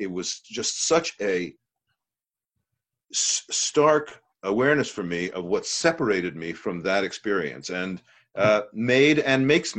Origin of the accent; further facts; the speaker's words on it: United States; as an American